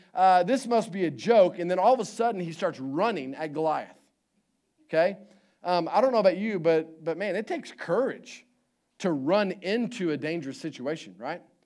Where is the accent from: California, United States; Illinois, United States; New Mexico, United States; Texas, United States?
Texas, United States; Houston; moved away; I grew up in Houston